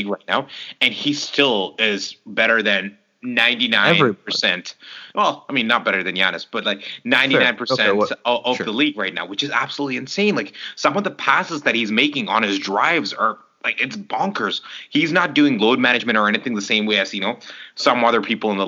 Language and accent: English; Belleville, Ontario, Canada; I'm very proud of my city. We have Quinney Mall over here